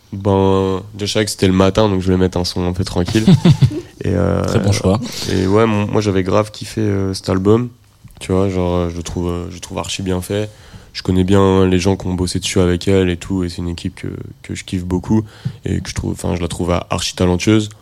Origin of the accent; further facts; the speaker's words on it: Rennes, Brittany, France; je suis de Rennes